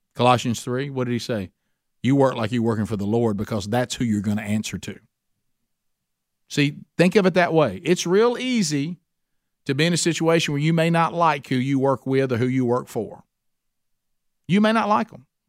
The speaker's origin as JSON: {"language": "English", "town": "Oxford", "region": "Alabama", "country": "United States", "tie": "born or raised there", "said": "my hometown, Oxford, Alabama."}